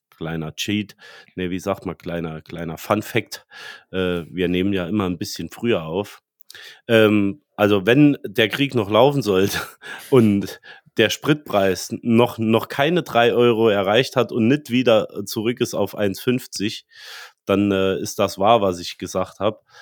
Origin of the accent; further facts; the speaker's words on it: Germany; wir als Deutsche